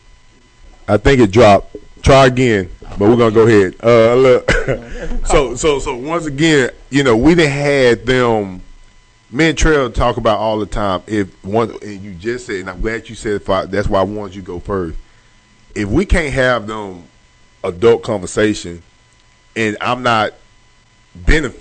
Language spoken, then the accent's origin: English; Longview, Texas, United States; a lot of people that I grew up with back in Longview and Pine Tree